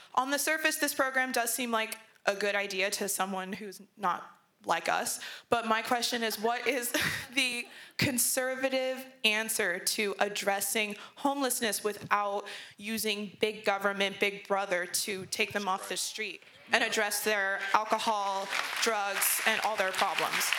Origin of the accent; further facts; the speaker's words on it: San Diego, California, United States; now in Temecula, United States; I'm from San Diego, but I do live out here uh, near Temecula